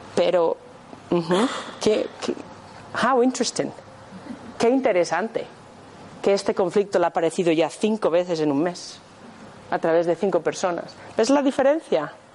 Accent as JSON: {"language": "Spanish", "town": "Madrid", "region": "Community of Madrid", "country": "Spain", "tie": "born or raised there", "moved": "as an adult", "lives_now": "Scotland, United Kingdom", "said": "nací aquí, en Madrid, pero llevo viviendo en Escocia 22 años"}